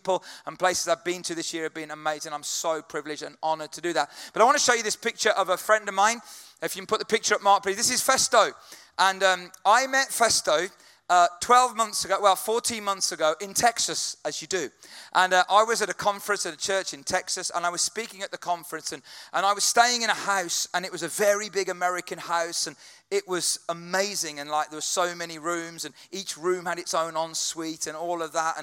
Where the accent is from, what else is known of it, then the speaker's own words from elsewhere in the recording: United Kingdom; British people, we